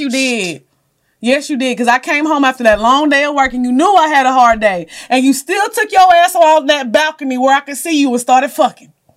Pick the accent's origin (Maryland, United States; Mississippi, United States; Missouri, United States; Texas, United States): Texas, United States; Orange; I'm from Orange, y'all know they call it the Golden Triangle, Port Arthur, Beaumont